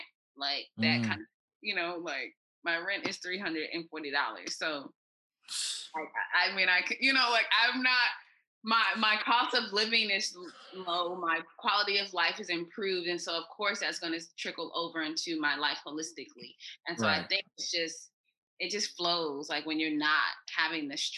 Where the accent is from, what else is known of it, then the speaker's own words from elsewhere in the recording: Los Angeles, California, United States; moved away as an adult; now in Vietnam; I'm from Los Angeles, where like stars are made